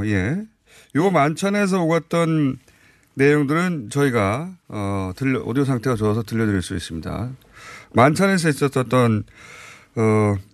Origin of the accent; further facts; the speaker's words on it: Gyeongsang, South Korea; accent: Gyeongsang dialect; 예 경상도 사투리거든요.